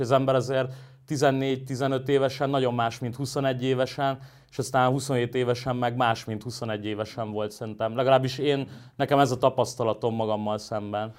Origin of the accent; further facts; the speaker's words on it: Budapest, Hungary; én Óbudán nőttem föl